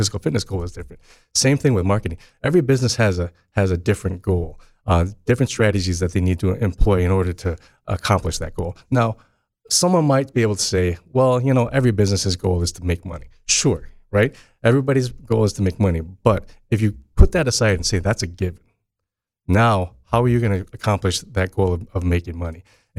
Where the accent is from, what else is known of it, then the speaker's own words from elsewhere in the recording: East Lansing, Michigan, United States; also born or lived in Chicago; So I grew up in East Lansing. I'm proud to be an East Lansing kid.